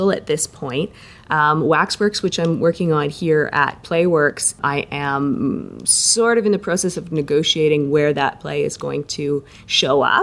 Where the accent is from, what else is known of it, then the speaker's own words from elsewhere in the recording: Saskatchewan, Canada; moved away; I was born in Saskatchewan, so I've got relatives there